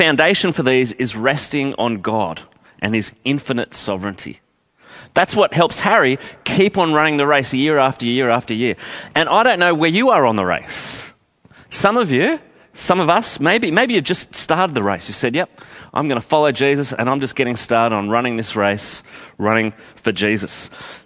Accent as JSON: {"language": "English", "town": "Canberra", "region": "Australian Capital Territory", "country": "Australia", "tie": "born or raised there", "said": "I grew up in Canberra"}